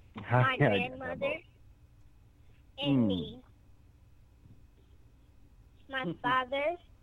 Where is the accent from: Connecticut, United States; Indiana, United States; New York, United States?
Indiana, United States; Indianapolis; I'm 7 years old. I'm from Indianapolis.